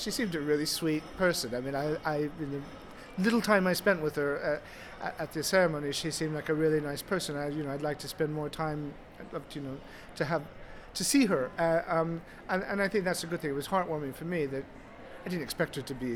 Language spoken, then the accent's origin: English; Des Moines, Iowa, United States; now in Hampshire, United Kingdom; I come from Des Moines, Iowa